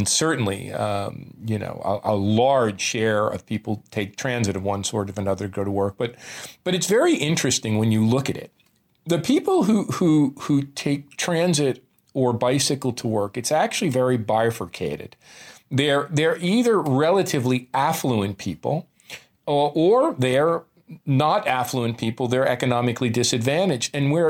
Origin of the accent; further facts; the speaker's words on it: New Jersey, United States; you can tell I'm a kid from New Jersey